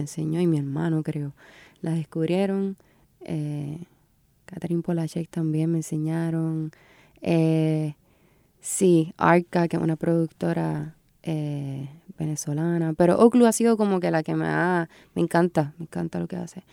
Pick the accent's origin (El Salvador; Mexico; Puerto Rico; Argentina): Puerto Rico; soy puertorriqueña, vivo en Puerto Rico y sé la que hay